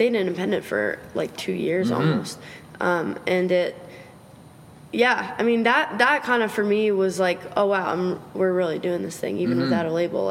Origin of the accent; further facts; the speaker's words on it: United States; as an American